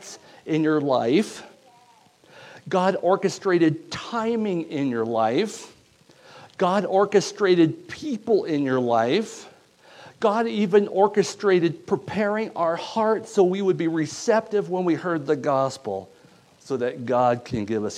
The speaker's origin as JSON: {"language": "English", "country": "United States", "said": "I'm from Stevens County"}